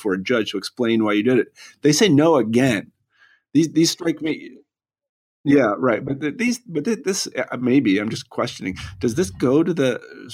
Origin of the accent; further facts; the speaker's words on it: United States; me as an American